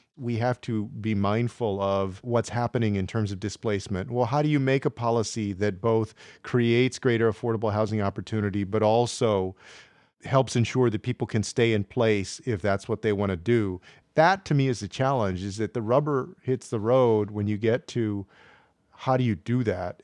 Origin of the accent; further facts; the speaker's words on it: San Antonio, Texas, United States; I grew up on the west side of San Antonio in the seventies and eighties